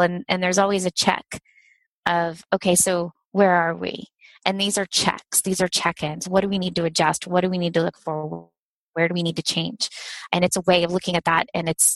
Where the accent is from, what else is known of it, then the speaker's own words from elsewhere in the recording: Ohio, United States; also born or lived in New York; I grew up in Ohio and went out to New York to pursue that and then came back